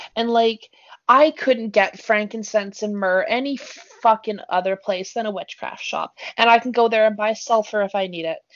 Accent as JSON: {"language": "English", "area": "BC", "region": "British Columbia", "country": "Canada", "tie": "born or raised there", "moved": "yes", "said": "my hometown Jay has 3,000 people in it"}